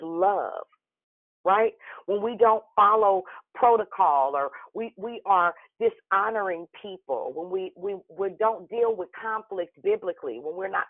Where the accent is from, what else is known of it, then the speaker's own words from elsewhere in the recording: Richmond, California, United States; now in Vallejo, United States; I'm from Richmond